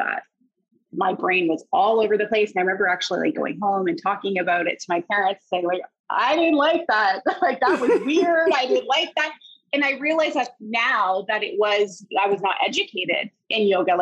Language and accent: English; Harrow, Ontario, Canada; also born or lived in Windsor, Ontario; I grew up in Harrow